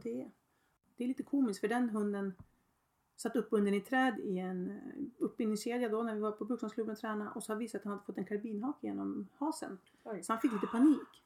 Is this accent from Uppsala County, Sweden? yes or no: yes; Öregrund, Uppsala County, Sweden; jag kom ut ifrån Öregrund